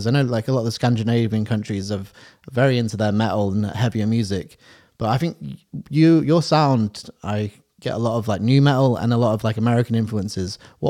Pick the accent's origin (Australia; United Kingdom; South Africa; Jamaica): United Kingdom; I think the British people, we think we're the best drinkers